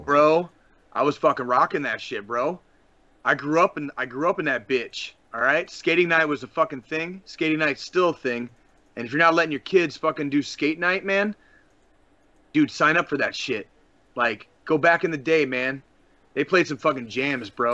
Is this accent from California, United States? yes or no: no; Tucson, Arizona, United States; now in Kansas City, United States; When I was a kid growing up in Tucson, Arizona